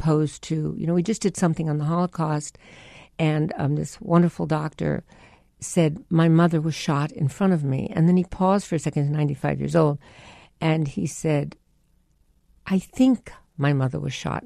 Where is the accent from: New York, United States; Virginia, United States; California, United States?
New York, United States; I was from New York. I'd gone to performing arts in Barnard